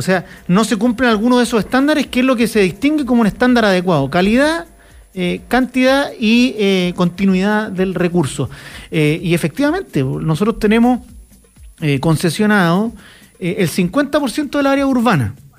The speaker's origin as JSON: {"language": "Spanish", "country": "Chile", "said": "nosotros como chilenos"}